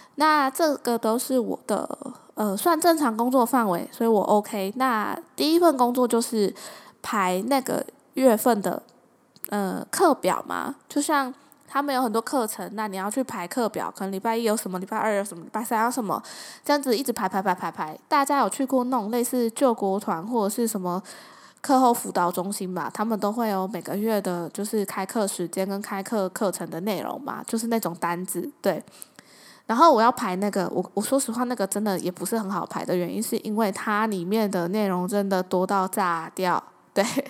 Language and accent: Chinese; southern Taiwan, Taiwan; moved away; 就回南部嘛。那回南部老家住一段时间